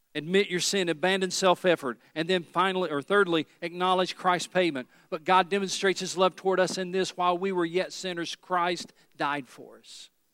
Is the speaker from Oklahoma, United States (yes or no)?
no; East Tennessee, United States; I'm from East Tennessee